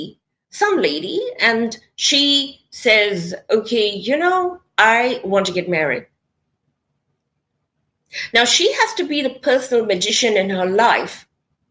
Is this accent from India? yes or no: yes; India; I come from India